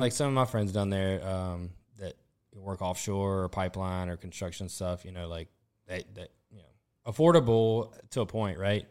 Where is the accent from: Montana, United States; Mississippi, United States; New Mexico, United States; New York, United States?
Mississippi, United States; Southern; moved away as an adult; now in New Orleans, United States; I'm from Southern Mississippi